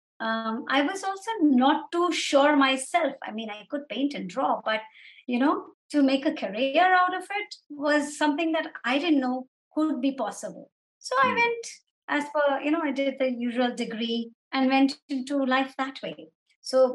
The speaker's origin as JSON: {"language": "English", "region": "Dubai", "country": "United Arab Emirates", "tie": "born or raised there", "said": "I was actually born right after they got married and was raised in Dubai. So my whole childhood has been in Dubai"}